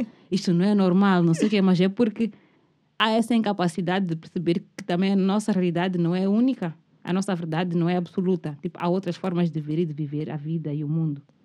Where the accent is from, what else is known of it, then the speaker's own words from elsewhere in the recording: Mozambique; Eu como moçambicana